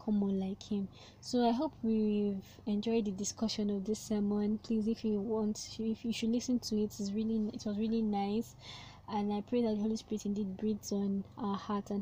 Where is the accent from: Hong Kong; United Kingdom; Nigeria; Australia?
Nigeria; I'm a Nigerian, so in case you're American and you're listening to this, I'm in Nigeria, and in a Nigerian system we call it secondary school